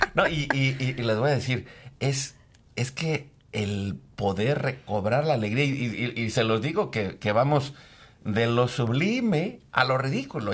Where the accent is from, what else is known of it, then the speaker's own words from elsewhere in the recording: Mexico; nosotros en México nacimos en los años 70